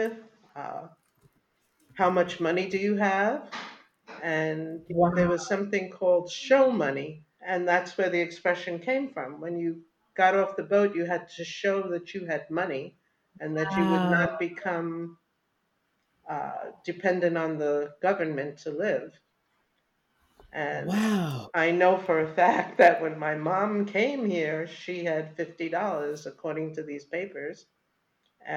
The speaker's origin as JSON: {"language": "English", "town": "New York City", "region": "New York", "country": "United States", "tie": "born or raised there", "said": "I was born and raised in the Bronx, but both of my parents were born in Jamaica"}